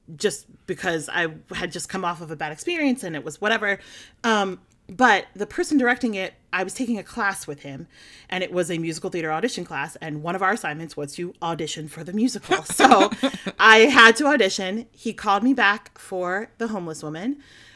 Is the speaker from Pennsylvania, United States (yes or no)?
yes; outside of Philadelphia, Pennsylvania, United States; now in New Jersey, United States; I grew up outside of Philadelphia